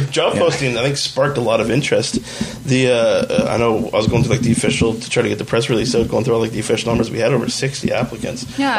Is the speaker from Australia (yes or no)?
no; Fort McMurray, Alberta, Canada; I grew up in Fort McMurray.